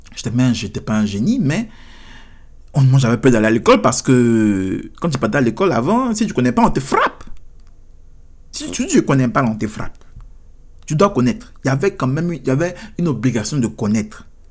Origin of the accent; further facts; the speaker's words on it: Côte d’Ivoire; now in United States; chez nous, en Côte d'Ivoire